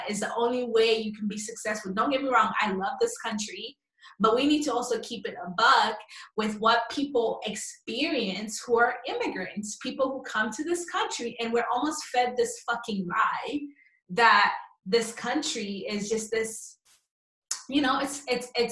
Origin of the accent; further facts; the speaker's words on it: Zambia; also born or lived in Chicago, United States; now in United States; I came from Zambia, came to the States, lived in Chicago